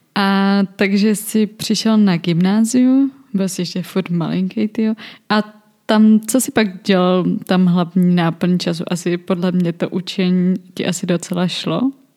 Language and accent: Czech; South Bohemian Region, Czechia; já jsem z Jižních Čech